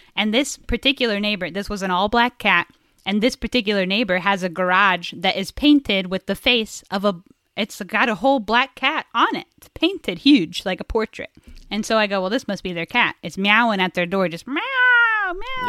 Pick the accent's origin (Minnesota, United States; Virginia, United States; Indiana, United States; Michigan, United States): Indiana, United States; we're both from Indiana